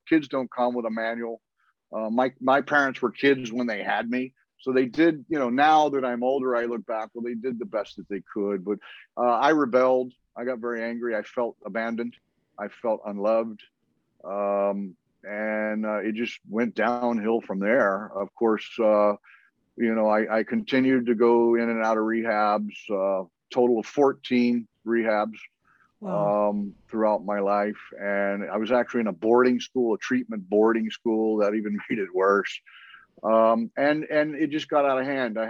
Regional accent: Dallas, Texas, United States; moved away as an adult; also born or lived in Norman, Oklahoma; now in Hawaii, United States; I grew up in Dallas until I was 18

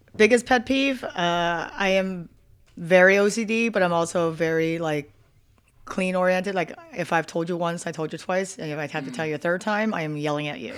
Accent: Philadelphia, Pennsylvania, United States; moved away as an adult; also born or lived in Delaware County, Pennsylvania; now in Las Vegas, United States; I'm originally from Philadelphia, so I was born and raised there

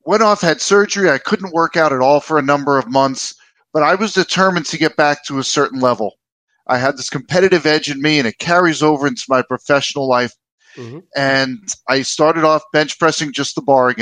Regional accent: United States; moved away as an adult; also born or lived in Washington D.C. metro area / New York City / New Jersey; now in Minnesota, United States; I grew up in New York City and New Jersey

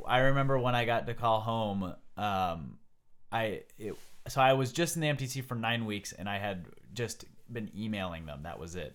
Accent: United States; I'm from America

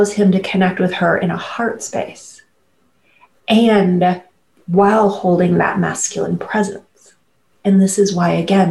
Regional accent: Midwest, United States; I grew up conservative family in the Midwest

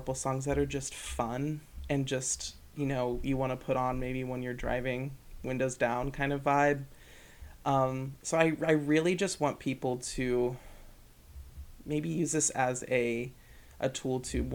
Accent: Dayton, Ohio, United States; moved away as an adult; now in Grand Rapids, United States; one in Dayton, my hometown in Ohio

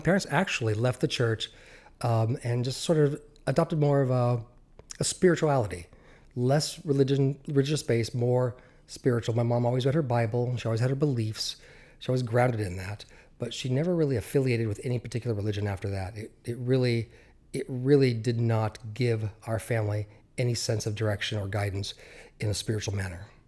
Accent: Central Oregon, United States; also born or lived in Southern California; we moved out of Southern California to, uh, Central Oregon

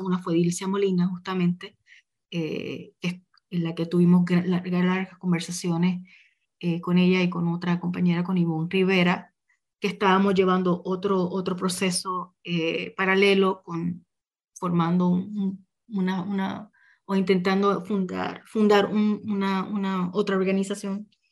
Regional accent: Puerto Rico; moved away; desde donde yo venía, ¿verdad? Muy desde la puertorriqueñidad

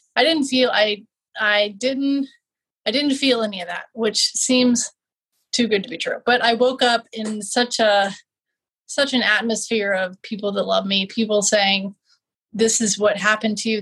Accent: Richmond, Virginia, United States; MCV in Richmond, in my hometown

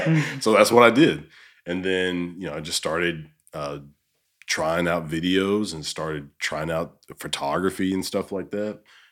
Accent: Alabama, United States; moved away as an adult; also born or lived in Minot, North Dakota; And I'm from Alabama.

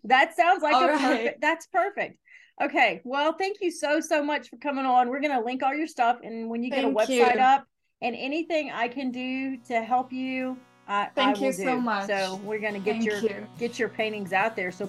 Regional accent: United States; as an American

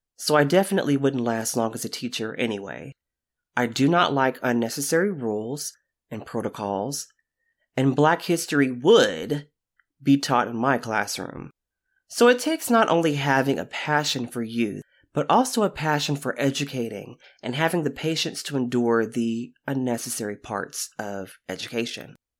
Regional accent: United States; now in Texas, United States; as an American

